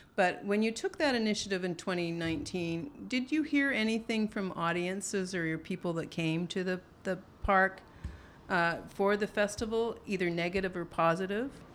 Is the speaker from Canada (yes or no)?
yes; Alberta, Canada; moved away; growing up in Alberta